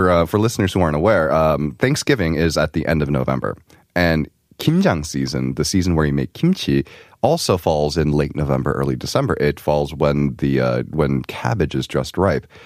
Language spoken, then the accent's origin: English; New York, United States; especially the area that we grew up in, so we grew up in New York, um, areas with uh, big Asian populations